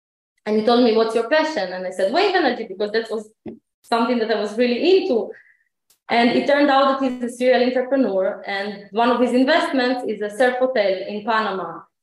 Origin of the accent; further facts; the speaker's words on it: Ukraine; now in Israel; I live in Israel, but I wasn't born here. I was born in Ukraine in 1986